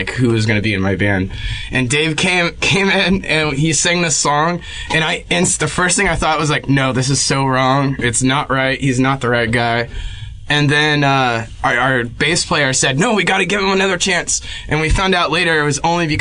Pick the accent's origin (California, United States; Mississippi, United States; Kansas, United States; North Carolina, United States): California, United States; Orange County; also born or lived in Texas; I grew up in Orange County. Born in Texas